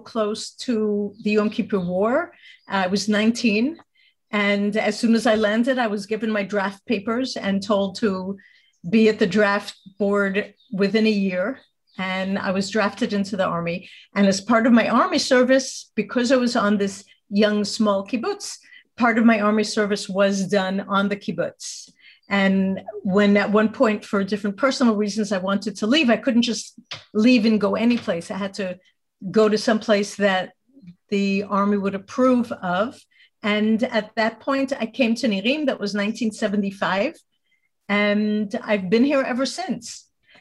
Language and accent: English; New York City, New York, United States; moved away as an adult; now in Israel; I was born in the States and grew up in the Bronx.